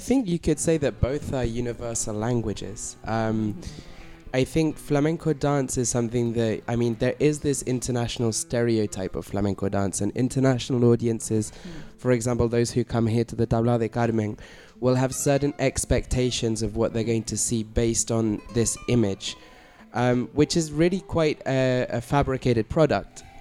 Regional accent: London, United Kingdom; moved away as an adult; now in Barcelona, Spain; I'm from originally from London in the UK.

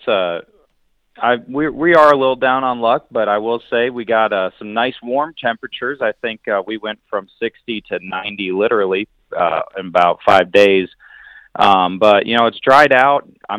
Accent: Wisconsin, United States; moved away; I'm originally from Wisconsin

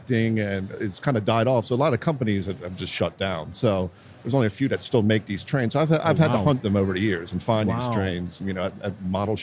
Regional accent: Washington, District of Columbia, United States; also born or lived in Baltimore, Maryland; now in Los Angeles, United States; I'm originally from Washington, D.C. I live now in Los Angeles

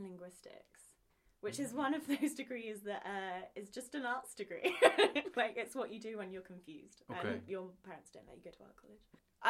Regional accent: Pangbourne, South East England, United Kingdom; So I'm from Pangbourne, which is a tiny little village outside of London. It's where Wind in the Willows was written. That's the famous thing about it. I mean, it was very rural.

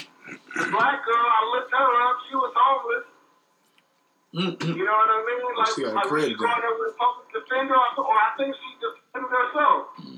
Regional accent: Clinton, Ohio, United States; I'm from Clinton, Ohio.

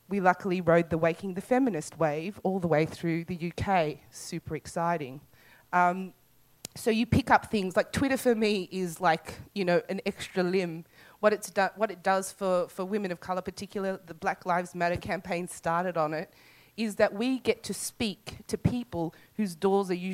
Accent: Australia; also born or lived in South Africa; I'm an Australian South African

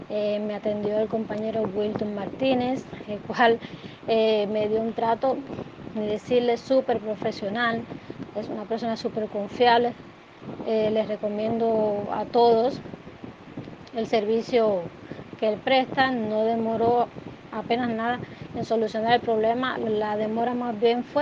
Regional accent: Cuba; eh, soy de Cuba

